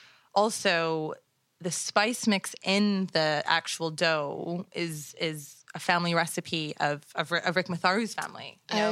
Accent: Toronto, Ontario, Canada; I would say that it's a reflection of growing up in and around Toronto.

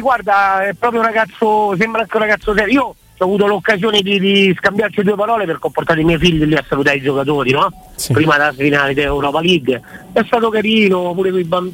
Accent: Rome, Lazio, Italy; io sono romano

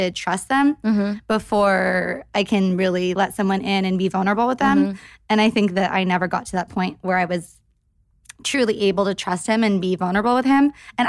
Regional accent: Santa Cruz, California, United States; now in Los Angeles, United States; I'm from Santa Cruz

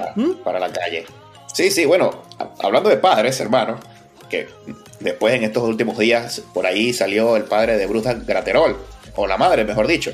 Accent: Venezuela; como venezolano

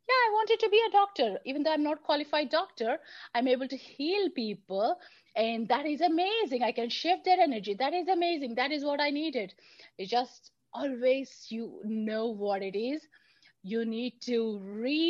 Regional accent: India; moved away; growing up in India

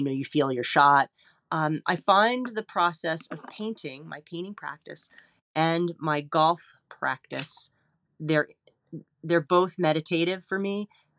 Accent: New York, United States; I grew up in the Metro New York area. I lived in New York City.

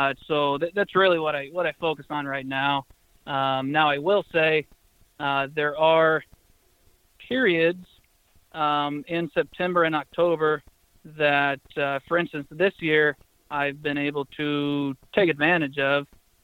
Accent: Missouri, United States; also born or lived in Connecticut; Yeah, but born in Connecticut, but moved to a small town, Northwest Missouri, age of five. So for the most part, born and raised in Northwest Missouri, and that's where the house and the wife are now.

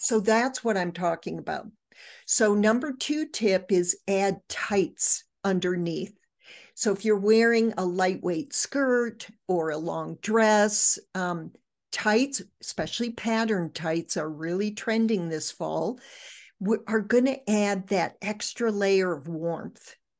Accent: Michigan, United States; I grew up in Michigan

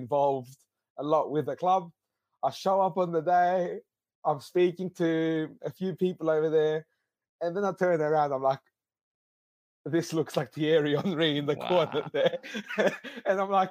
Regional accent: Greece; now in Adelaide, Australia; I was born and raised in Greece

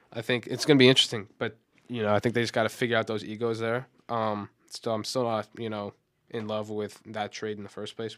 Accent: New York, United States; I'm from New York

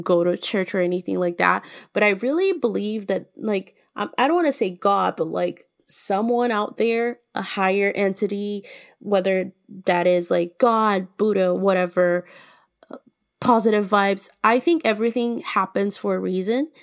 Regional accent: Minas Gerais, Brazil; I'm from Minas

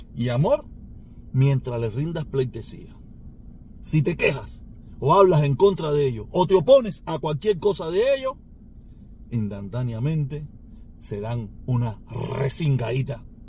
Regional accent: Cuba; moved away; yo añoro estar en mi país. Yo tengo muchos años fuera y he estado en muy pocas ocasiones en mi país

